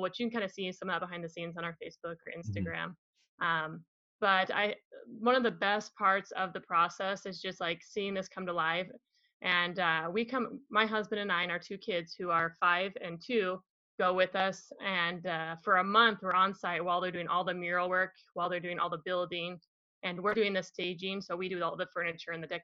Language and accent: English; Utah, United States; we're from Utah